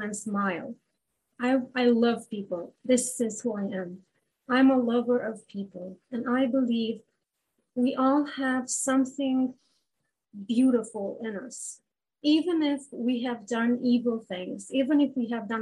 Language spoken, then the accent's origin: English; Romania; moved away as an adult; now in Canada; I come from Romania